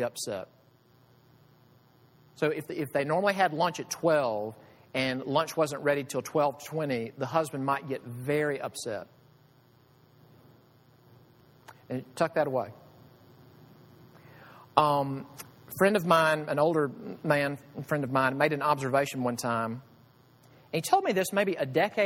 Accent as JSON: {"language": "English", "country": "United States", "said": "I love being American. I am so thankful to be American"}